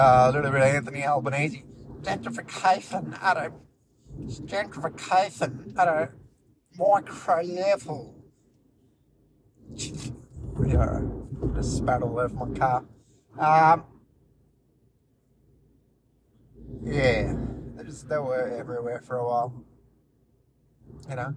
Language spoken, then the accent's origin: English; India; I'm from India